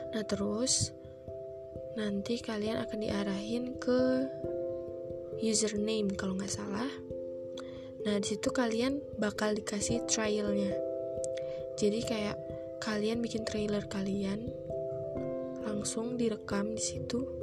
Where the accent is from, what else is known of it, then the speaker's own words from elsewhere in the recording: Batam, Riau Islands, Indonesia; also born or lived in Sleman; aku asli orang Jogja lahir di Sleman tapi numpang lahir doang besarnya di Batam Kepulauan Riau